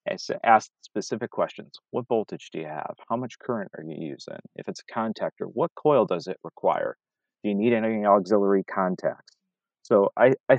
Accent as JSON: {"language": "English", "town": "Detroit", "region": "Michigan", "country": "United States", "said": "I'm from Detroit"}